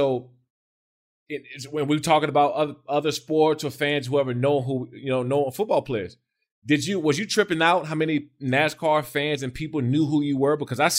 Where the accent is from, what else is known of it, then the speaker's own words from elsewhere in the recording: East Coast, United States; I'm from the East Coast, man.